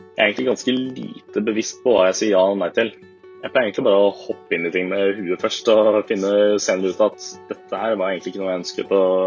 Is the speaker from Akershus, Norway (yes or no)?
yes; Asker, Akershus, Norway; moved away as an adult; now in Bergen, Norway; Jeg kommer fra Asker utenfor Oslo